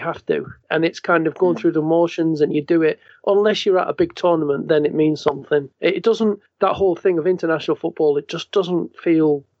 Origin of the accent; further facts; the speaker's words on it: the north of England, United Kingdom; I've kind of grown and felt more alienated from the England team anyway, as a northerner